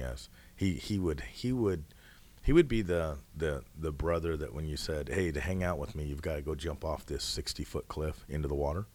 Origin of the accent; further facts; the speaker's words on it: Coulee Dam, Washington, United States; moved away as an adult; also born or lived in Hawaii; now in Indiana, United States; We grew up in a town called Cooley Dam, Washington